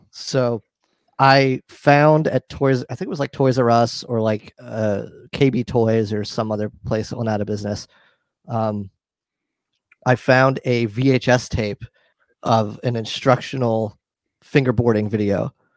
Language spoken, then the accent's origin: English; New York, United States; I grew up in New York